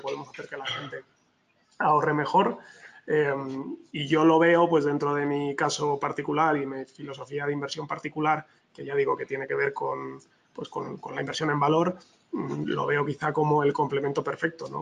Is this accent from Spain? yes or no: yes; Spain; yo soy español